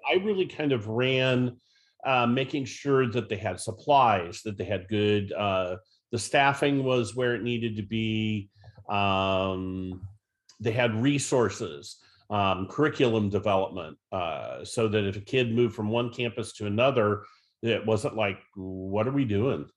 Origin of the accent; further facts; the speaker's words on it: Northeast Ohio, United States; I grew up in Northeast Ohio, went to Norton High School and, uh, graduated from the University of Akron.